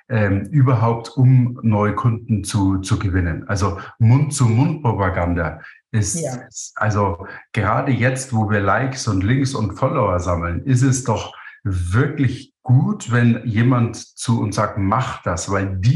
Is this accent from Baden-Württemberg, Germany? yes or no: no; Munich, Bavaria, Germany; Ich komme aus München. Südlich von München ist der Starnberger See.